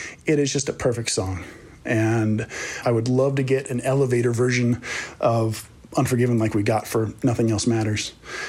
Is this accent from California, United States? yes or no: yes; Los Angeles, California, United States; I'm from Valley Glen, California